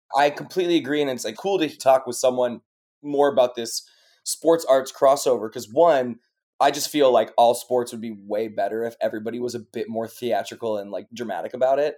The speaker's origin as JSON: {"language": "English", "town": "Chicago", "region": "Illinois", "country": "United States", "tie": "born or raised there", "also_born_or_lived": "New York / Los Angeles / France / London", "moved": "as an adult", "said": "I was born in New York, and then I grew up in Chicago"}